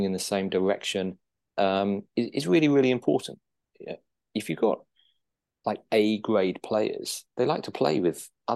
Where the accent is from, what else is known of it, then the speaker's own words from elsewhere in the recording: Guernsey; moved away as an adult; also born or lived in United Kingdom; Guernsey boy, but born and brought up in Guernsey, spent my 20s living in the UK.